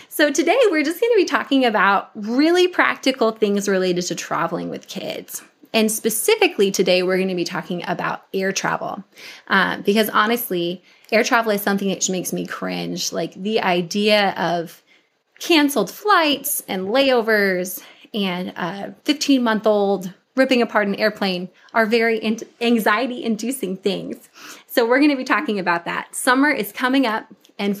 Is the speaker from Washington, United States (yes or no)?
yes; Washington, United States; I grew up in Washington State